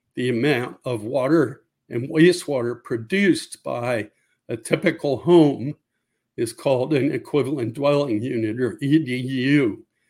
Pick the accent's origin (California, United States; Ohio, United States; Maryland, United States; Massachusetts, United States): Maryland, United States; I grew up in Maryland from about the age of six on